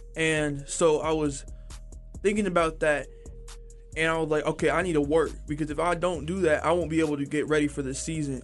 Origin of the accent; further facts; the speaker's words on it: Texas, United States; growing up in Texas